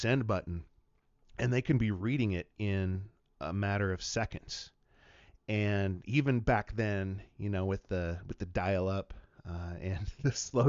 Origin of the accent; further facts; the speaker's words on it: Wenatchee, Washington, United States; moved away as an adult; now in Missoula, United States; I'm a native of Washington State, born and raised in Wenatchee, Washington, the apple capital of the world.